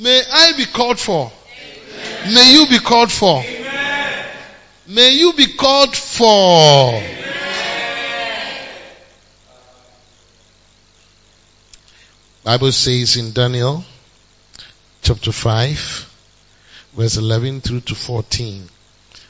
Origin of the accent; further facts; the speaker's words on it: Ghana; we are too Ghanaian.